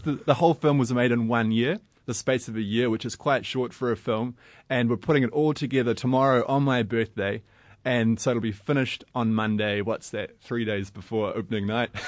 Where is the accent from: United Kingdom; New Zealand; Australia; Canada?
New Zealand; I'm a filmmaker from New Zealand.